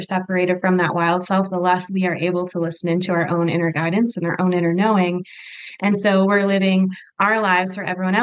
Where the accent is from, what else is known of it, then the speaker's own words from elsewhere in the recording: Michigan, United States; moved away as an adult; now in Utah, United States; I am originally from Michigan